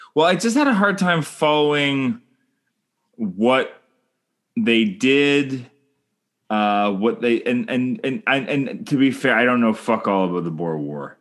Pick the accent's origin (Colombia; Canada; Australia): Canada; I'm Canadian filmmaker